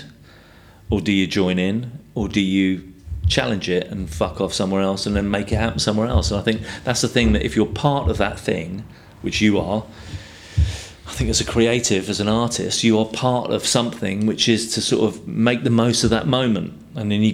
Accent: London, United Kingdom; also born or lived in Tower Hamlets / Hackney; I grew up in Fulham and Chelsea, but Paddington, you know, around that area

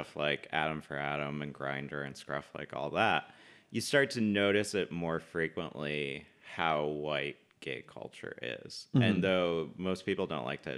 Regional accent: Southern California, United States; also born or lived in Los Angeles / Pasadena / Simi Valley / Northridge; I grew up primarily in Southern California.

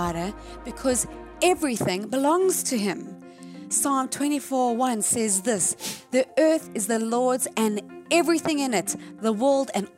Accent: South Africa; moved away as an adult; when I lived in South Africa, born and raised in South Africa.

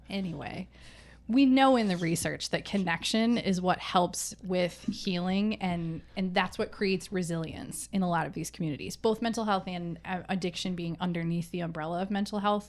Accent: middle Michigan, United States; I grew up in a small farm town, surrounded by people that looked like me.

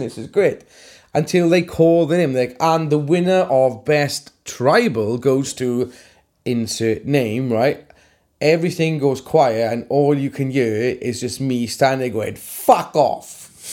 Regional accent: Welsh, Wales, United Kingdom; I'm Welsh

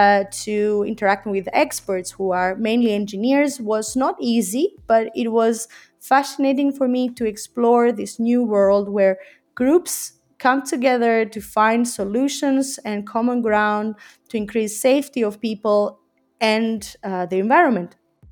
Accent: Greece; moved away as an adult; now in Geneva, Switzerland; In 2009, I came from Greece to Geneva in Switzerland to continue my studies in international relations and diplomacy, and then I stayed.

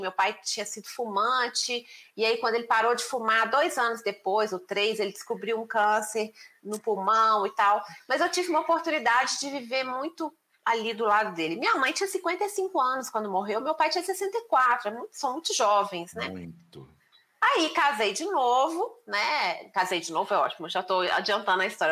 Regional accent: Belo Horizonte, Minas Gerais, Brazil; eu nasci em Belo Horizonte

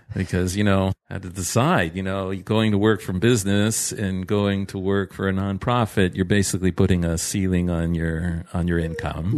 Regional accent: Toronto, Ontario, Canada; moved away as an adult; now in Israel; I'm, uh, originally from Toronto. I grew up there.

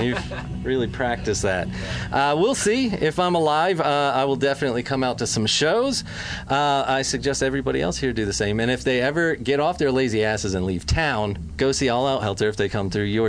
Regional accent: Southern California, United States; moved away as an adult; I'm a California boy. From Southern California most recently.

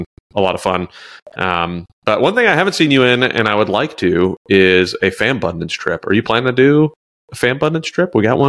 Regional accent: New York, United States; born there; Like I was born in New York.

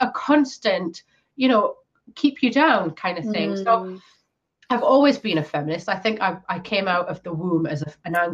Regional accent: Newcastle upon Tyne, North East England, United Kingdom; In my hometown

